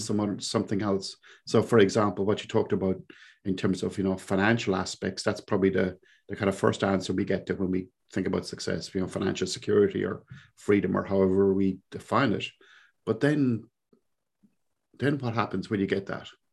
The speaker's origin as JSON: {"language": "English", "town": "Cork", "region": "Munster", "country": "Ireland", "tie": "born or raised there", "accent": "Cork", "moved": "as an adult", "lives_now": "New Zealand", "said": "I grew up in, uh, a little place in Ireland, in the southern coast of Ireland, uh, down in Cork, of all places. So for those of you who are connoisseurs of accents, this is indeed a Cork accent."}